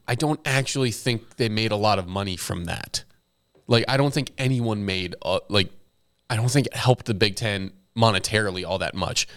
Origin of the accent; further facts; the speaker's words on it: Dallas, Texas, United States; growing up in Dallas